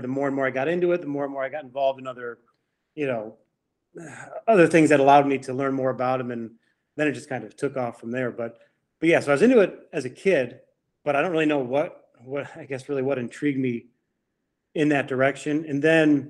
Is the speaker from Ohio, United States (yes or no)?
yes; Cleveland, Ohio, United States; moved away as an adult; also born or lived in Miami, Florida / Louisiana; I grew up in Cleveland. But then I moved to Miami, Florida for 10 years